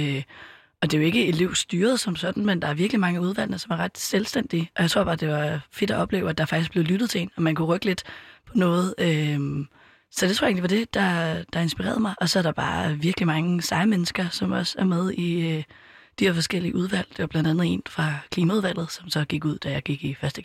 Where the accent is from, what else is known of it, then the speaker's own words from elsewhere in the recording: Copenhagen, Capital Region of Denmark, Denmark; also born or lived in Østerbro, Copenhagen; ellers så er jeg opvokset på Amager, bor lige nu på Østerbro